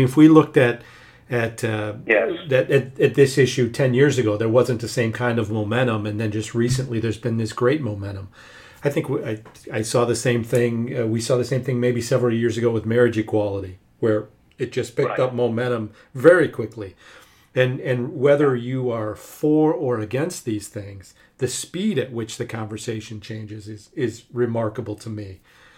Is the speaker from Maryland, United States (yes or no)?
no; Michigan, United States; Here in my home state of Michigan